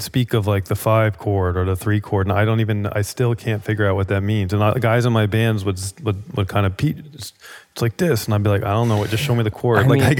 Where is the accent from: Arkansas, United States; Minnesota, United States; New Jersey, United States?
New Jersey, United States; The drum thing, you know, I grew up in Jersey, and my older brother